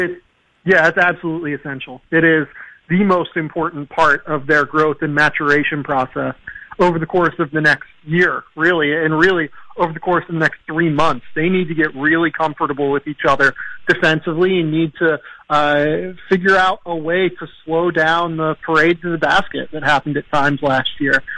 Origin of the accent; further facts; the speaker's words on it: Pittsburgh, Pennsylvania, United States; now in Los Angeles, United States; I'm from Pittsburgh, so like I didn't grow up out here